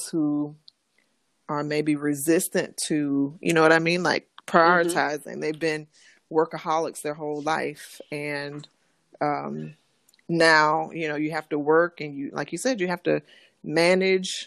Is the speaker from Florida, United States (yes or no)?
yes; South Bay, Florida, United States; also born or lived in Tallahassee, Florida; I'm from actually a small city called South Bay. It's in Florida, Western Palm Beach County. Mm-hmm. And so, yes, I grew up in South Florida.